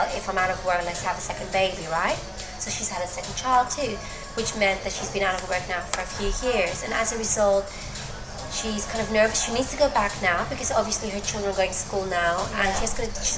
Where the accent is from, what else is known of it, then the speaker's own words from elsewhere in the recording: Greece; English is a second language; moved away as an adult; now in United Kingdom; Greece, where my hometown is